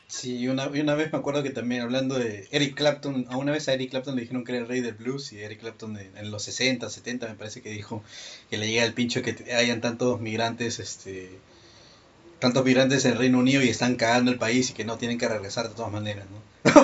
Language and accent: Spanish; Peru; yo soy de Perú.